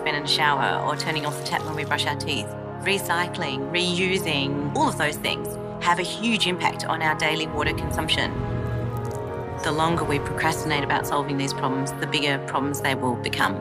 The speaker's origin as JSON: {"language": "English", "country": "Australia", "tie": "born or raised there", "said": "When I grew up in Australia, I grew up through 10 years of drought"}